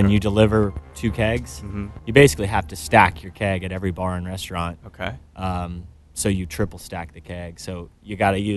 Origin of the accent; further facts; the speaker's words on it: Houston, Texas, United States; Born and raised in Houston. Uh, went to Lamar High School.